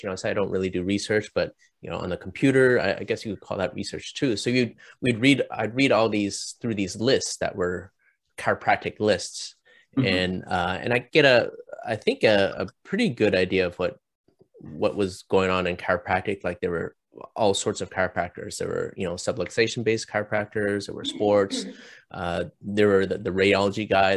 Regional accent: Canada; moved away as an adult; also born or lived in Chicago; now in Orange County, United States; I'm Canadian

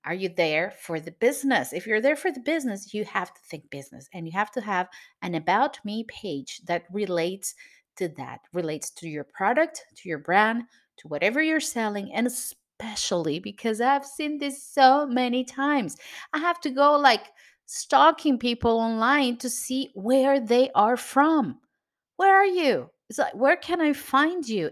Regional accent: Venezuela; now in Cascais, Portugal; I am from Venezuela, but I live in Portugal.

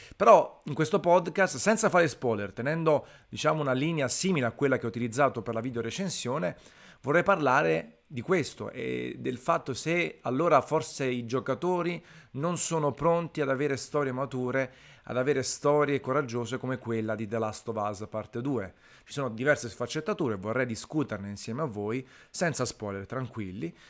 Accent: Naples, Campania, Italy; sono di Napoli

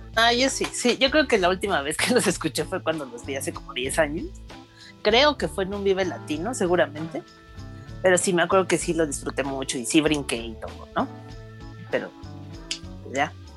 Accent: Mexico City, Mexico; el lugar donde pues, viví mi infancia, en la San Simón, la que, una colonia que está por Tlatelolco

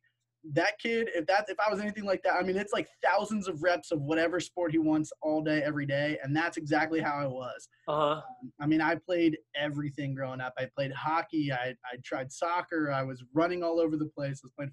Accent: Damascus, Maryland, United States; born and raised in Damascus

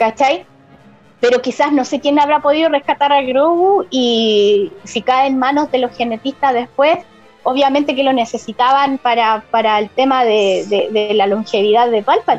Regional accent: Iquique, Tarapacá, Chile; aunque yo soy de Iquique, ¿cachai? Estoy lejos de allá de Santiago

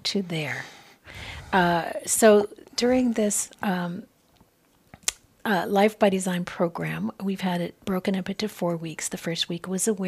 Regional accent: Southwest, United States; I grew up in the Southwest

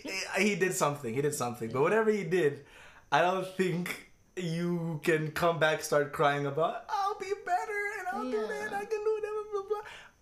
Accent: Georgia, United States; the county that I grew up in Georgia. I think it was Cobb County or somewhere around there, maybe Gwinnett County.

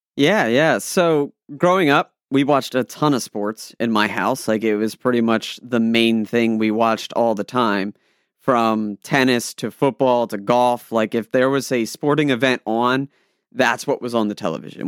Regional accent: Maryland, United States; I'm from Maryland

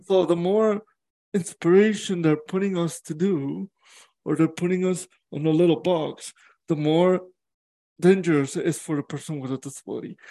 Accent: Mexico; now in Canada; I was born in Mexico

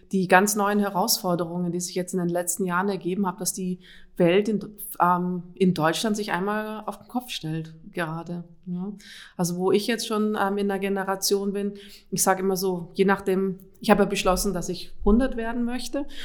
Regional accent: Austria; Ich komme ursprünglich aus Österreich.

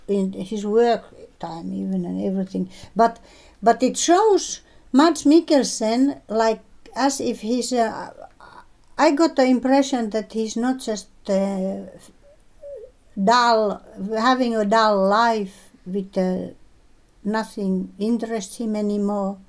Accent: Finland

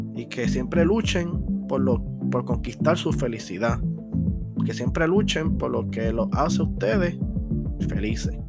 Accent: Ponce, Puerto Rico; Nosotros que somos de Ponce

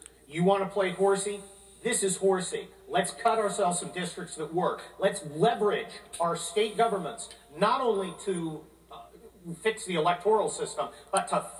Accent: California, United States; I'm from California

